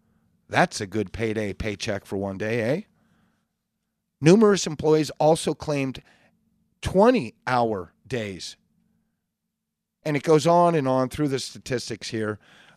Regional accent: California, United States; And I understand, being born and raised in California, it's a tough place to leave.

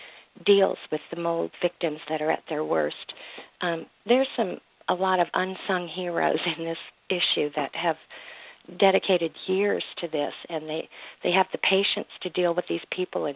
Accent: Mississippi, United States; Mississippi is my home state

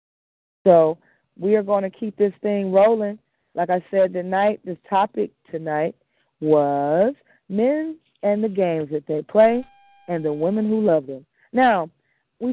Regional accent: United States; I was born in America

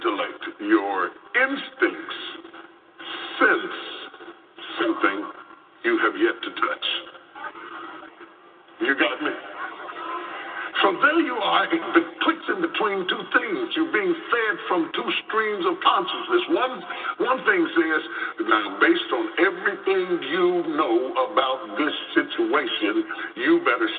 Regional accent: West Virginia, United States; When I grew up in West Virginia

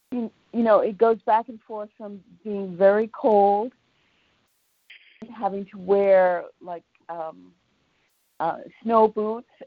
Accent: New York, United States; Uh, so I'm native New Yorker, um, suburban, and mm-hmm. um, all I've been here all of my life.

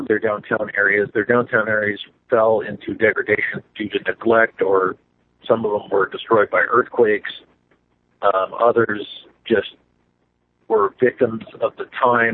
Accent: Orange, California, United States; also born or lived in Los Angeles, California; my hometown of the city of Orange

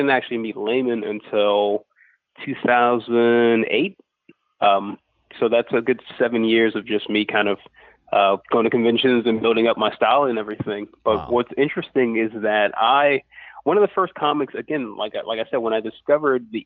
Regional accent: Lafayette, Louisiana, United States; I'm from Lafayette, Louisiana

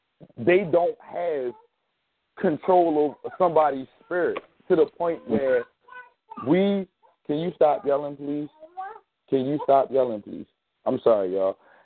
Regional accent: Maryland, United States; I'm also from Maryland, so how you doing, Miss Rose?

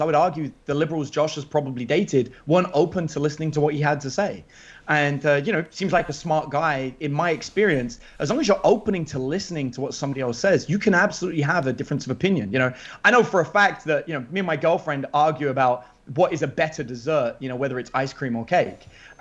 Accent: England, United Kingdom; now in Bastrop, United States; keep abreast of what goes on in England back home

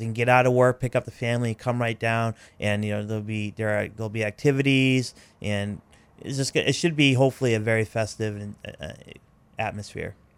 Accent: Maine, United States; I was adopted, so all but a month of my life I've been in Maine

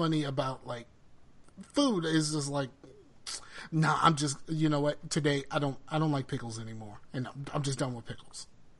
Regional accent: the South, United States; I'm from the South.

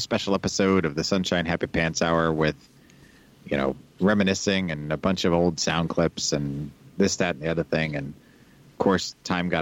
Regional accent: United States; accent: American; also born or lived in Kansas City, Missouri / Colorado; now in Rockford, United States

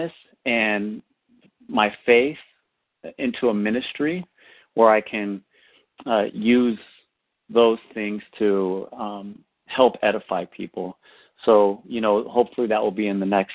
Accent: Northern California, United States; I'm originally from Northern California

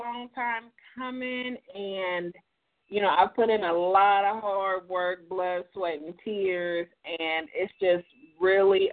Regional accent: Columbus, Ohio, United States; I'm from Columbus, Ohio, born and raised

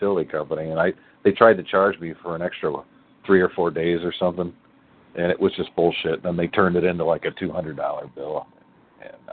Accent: Indiana, United States; now in New Mexico, United States; I'm in New Mexico right now, but I'm from Indiana

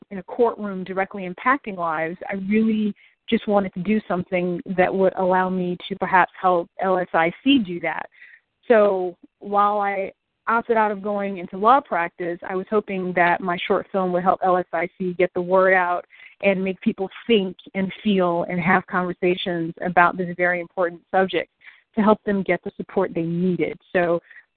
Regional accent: Detroit, Michigan, United States; moved away as an adult; also born or lived in Washington, D.C. area; now in Central Florida, United States; I'm originally from Detroit, but called the D.C. area home for about 14 years during and after my time in the Air Force until I moved to sunny Central Florida a few years ago.

